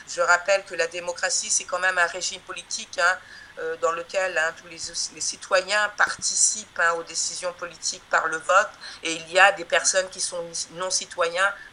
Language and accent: French; Guadeloupe; c'est donc quelque chose que nous vivons actuellement depuis 1949 euh, hein, euh, en tant que Guadeloupéenne, Martinique, etc.